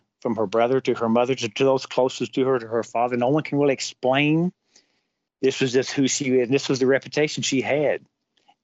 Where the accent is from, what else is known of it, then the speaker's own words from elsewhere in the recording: Kentucky, United States; I'm from Kentucky